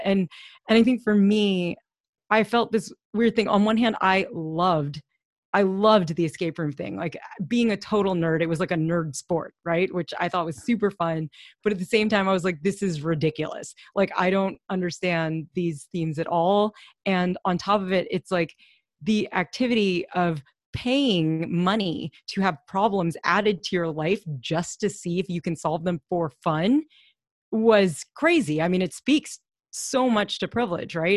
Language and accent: English; Louisville, Kentucky, United States; we grew up in Louisville